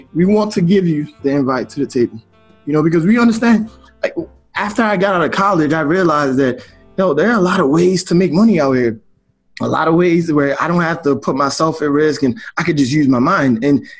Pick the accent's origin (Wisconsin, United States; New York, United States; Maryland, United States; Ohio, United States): Maryland, United States; Baltimore; moved away as an adult; also born or lived in Nigeria; now in Delaware, United States; we grew up in Baltimore